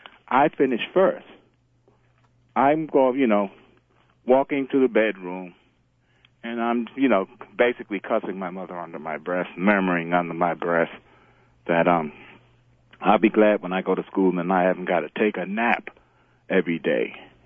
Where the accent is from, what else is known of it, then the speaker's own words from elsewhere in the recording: Bronx, New York, United States; I'm originally from the Bronx.